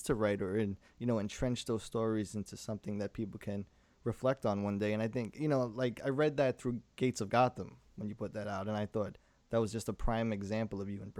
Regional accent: New York City, New York, United States; I grew up in Brooklyn

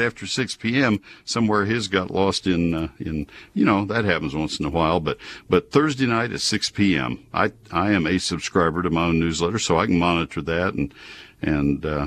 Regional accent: College Station, Texas, United States; I grew up in College Station with my dad doing research for companies that were getting labels for products. He was a herbicide specialist

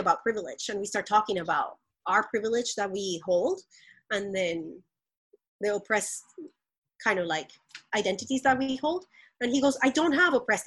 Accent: Colombia; moved away; I grew up very privileged in Colombia

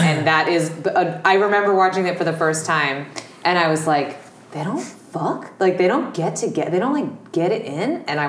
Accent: New Hampshire, United States; I'm from New Hampshire.

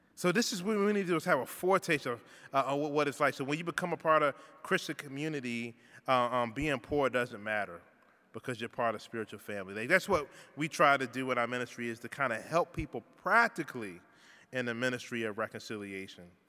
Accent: Richmond, Virginia, United States; moved away; also born or lived in Toronto; where I grew up in Richmond um, in the South

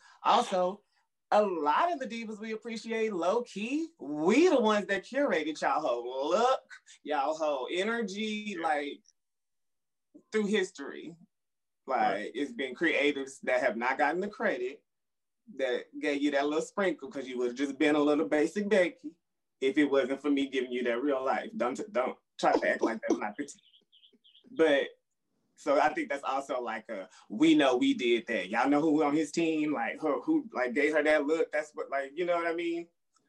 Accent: Texas, United States; My favorite songs for Christmas, I'm from Texas, so...

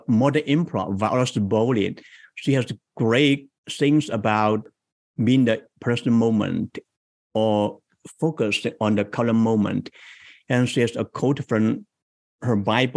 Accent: China; moved away as an adult; now in San Jose, United States; I came from China into the US 21 years ago.

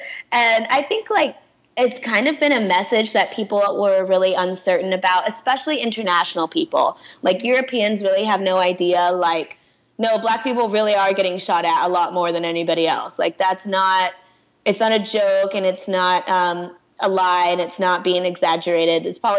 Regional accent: Pakistan; And it's like, I know it's because I'm Pakistani.

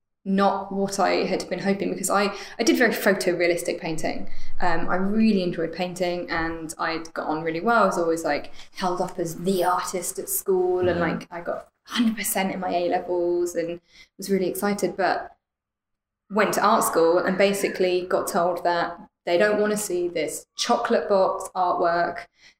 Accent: East Midlands, United Kingdom; The Midlands, so Northamptonshire. Mm-hmm. Funnily enough, Alan Moore territory.

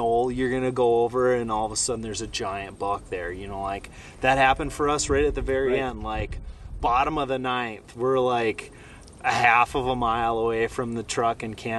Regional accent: Minnesota, United States; now in North Dakota, United States; growing up in Minnesota, I spent a bunch of time hunting whitetails. But yeah, now moving to North Dakota

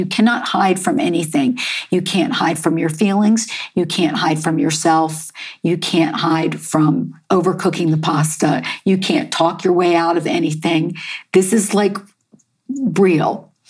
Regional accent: United States; also born or lived in New York; oh, you're from America, in English, with an American accent.

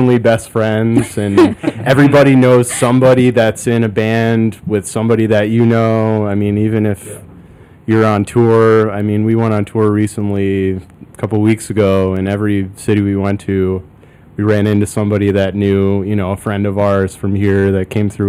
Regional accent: upstate New York, United States; now in Chicago, United States; I'm from upstate New York originally.

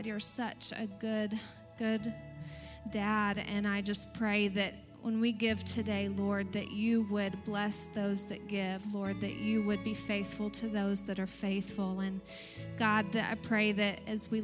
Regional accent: Texas, United States; now in Pennsylvania, United States; I'm from Texas

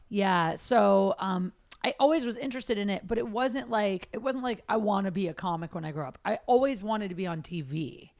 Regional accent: Midwest, United States; I'm from the Midwest.

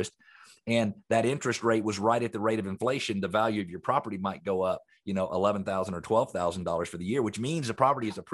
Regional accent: Atlanta, Georgia, United States; I grew up here in Metro Atlanta, and I was in the landscaping business as a teenager

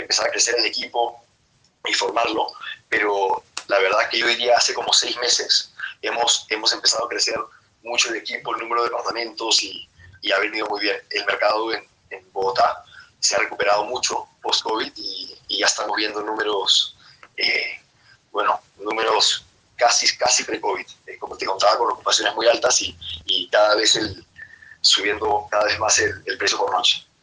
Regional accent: Peru; yo que soy peruano

